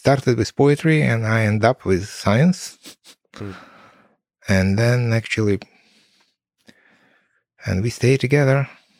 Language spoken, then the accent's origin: English; Kyiv, Ukraine; So, and I was from Kiev, and mom, she was, and she is from Middle Asia.